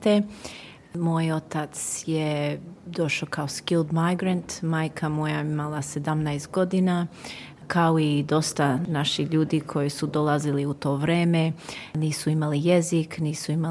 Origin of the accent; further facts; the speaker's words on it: Dandenong, Victoria, Australia; došli ovdje u Dandinong, priseli smo se tu i počeo život tu. Ja i brat smo rođeni ovdje u Dandinong, išli ovdje u školu, završili školu ovdje